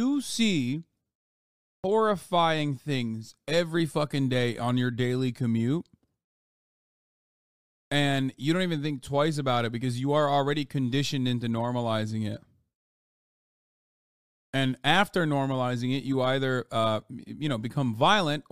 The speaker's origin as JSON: {"language": "English", "country": "United States", "said": "we're American"}